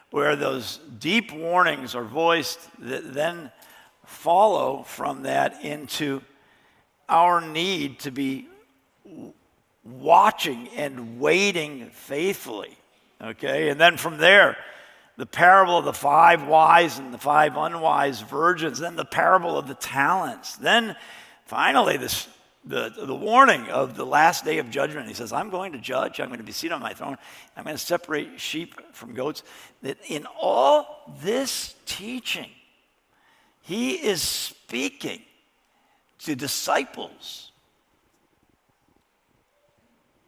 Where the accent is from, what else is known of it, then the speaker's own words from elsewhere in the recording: Chicago, Illinois, United States; I was growing up in Chicago